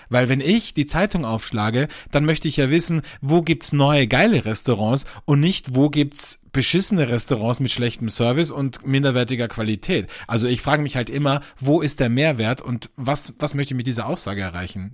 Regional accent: Austria; Bei uns in Österreich

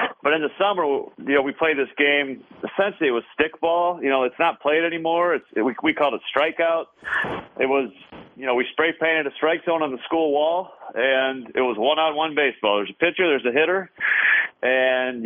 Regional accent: South Bend, Indiana, United States; I was born in South Bend

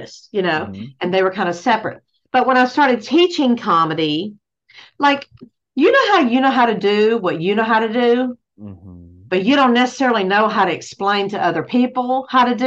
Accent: Georgia, United States; also born or lived in Athens, Georgia; I'm from Georgia, a small town in Georgia, and I was raised Southern Baptist

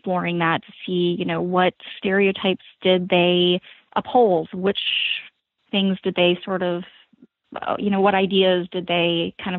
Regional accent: the South, United States; as a Southerner

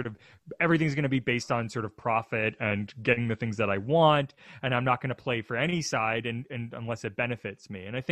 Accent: Canada; we grow up, standing at attention to both the Canadian national anthem

